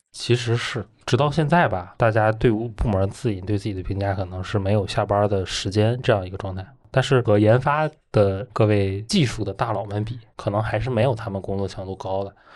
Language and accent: Chinese; Northeast China, China; moved away as an adult; now in Beijing, China; 我从东北走出来的